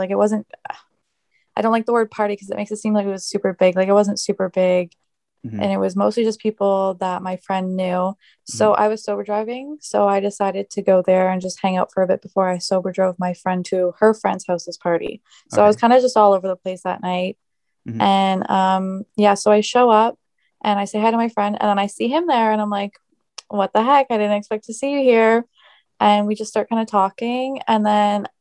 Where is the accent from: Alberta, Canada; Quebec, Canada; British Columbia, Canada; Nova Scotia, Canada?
Nova Scotia, Canada; Yarmouth; I grew up here in Yarmouth, and I actually went to school with Zack since elementary school